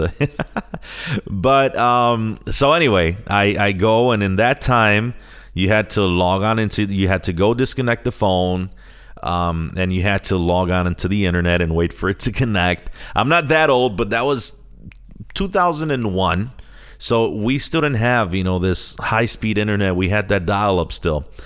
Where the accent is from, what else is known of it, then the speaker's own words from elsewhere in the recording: Chicago, Illinois, United States; also born or lived in San Sebastián, Puerto Rico; I'm born and raised in Chicago